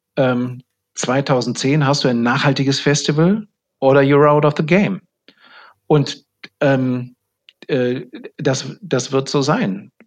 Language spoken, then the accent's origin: German; Germany; ich bin ja ein Deutscher